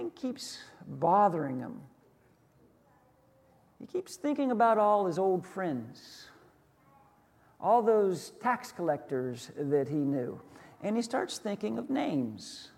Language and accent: English; the North, United States; I'm from the North